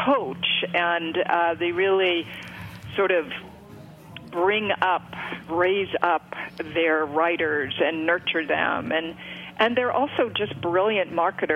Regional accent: East Coast, United States; my childhood growing up on the East Coast

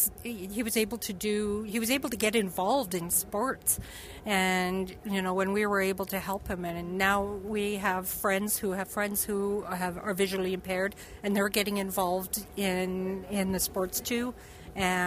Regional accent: Edmonton, Alberta, Canada; We're from the Edmonton area

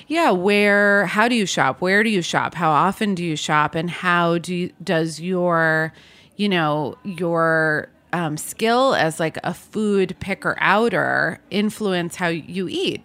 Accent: New York City, New York, United States; I grew up in New York City

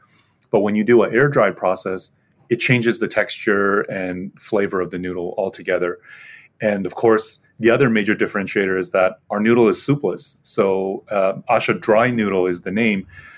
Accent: United States; me, myself, growing up in the States

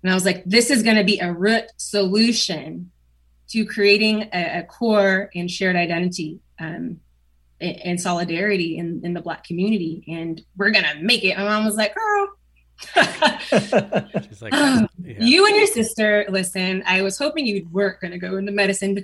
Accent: Portland, Oregon, United States; also born or lived in Beaverton, Oregon / West Linn, Oregon / Durham, North Carolina; I grew up in Oregon. See, I was born in Portland

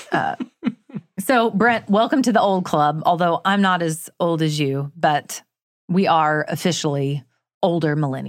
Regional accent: Florida, United States; Well, I'm not technically Southern. I was raised in North Florida.

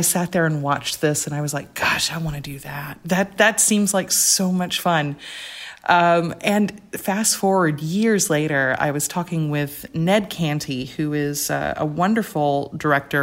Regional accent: Rome, Georgia, United States; I was at a small liberal arts college in my hometown called Shorter College

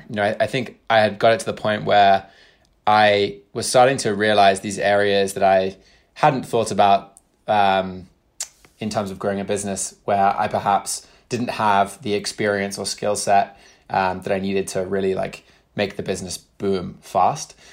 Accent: United Kingdom; moved away as an adult; also born or lived in Brooklyn / Bay Area; now in United States; spent the majority of my life in the U K

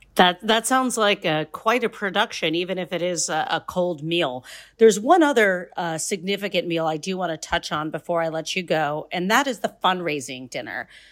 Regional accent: Northeastern Ohio, United States; Growing up in Northeastern Ohio, I have grown up alongside of, uh, Amish communities

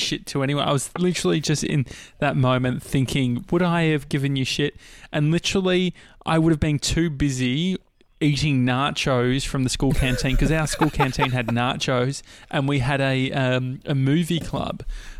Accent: Dandenong, Victoria, Australia; I grew up near Dandenong

